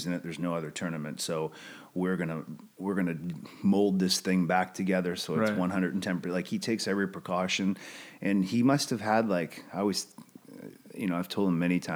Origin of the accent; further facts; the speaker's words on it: Canada; now in United States; Being Canadian